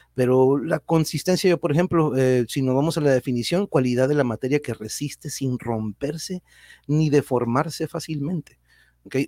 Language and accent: Spanish; Tijuana, Baja California, Mexico; los que somos de aquí de Tijuana no somos ni de aquí ni de allá